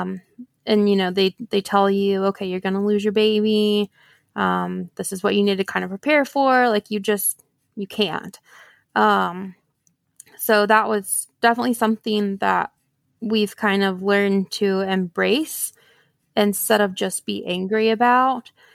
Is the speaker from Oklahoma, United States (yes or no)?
yes; Oklahoma, United States; I was born and raised here in Oklahoma